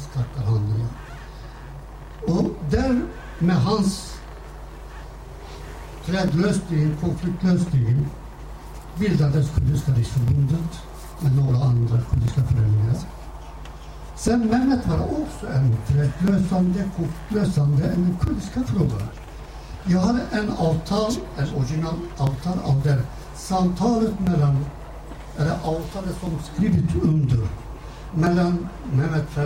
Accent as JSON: {"language": "Swedish", "town": "Harput", "region": "Elazığ Province", "country": "Turkey", "tie": "born or raised there", "second_language": "Swedish", "moved": "as an adult", "lives_now": "Sweden", "said": "från min hemstad Harpet, Buzbara"}